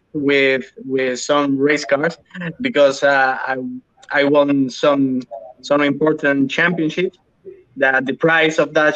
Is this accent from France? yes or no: no; Almería, Andalusia, Spain; I'm from Almeria. It's a city from the southeast of Spain.